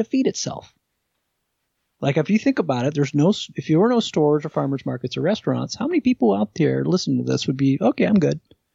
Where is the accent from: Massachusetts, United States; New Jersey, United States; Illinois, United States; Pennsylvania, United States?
New Jersey, United States; I grew up in New Jersey